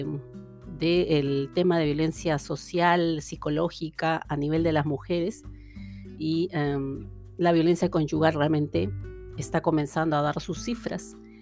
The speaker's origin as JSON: {"language": "Spanish", "country": "Peru", "moved": "as an adult", "lives_now": "Canada", "said": "en mi país de origen, en Perú, y luego aquí también"}